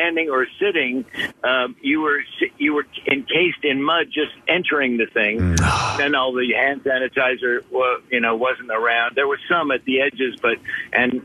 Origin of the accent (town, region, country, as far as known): Philadelphia, Pennsylvania, United States